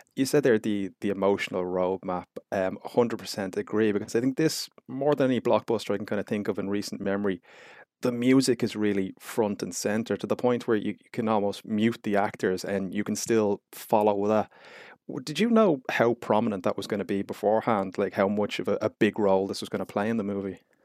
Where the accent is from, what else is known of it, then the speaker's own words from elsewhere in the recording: Ireland; being Irish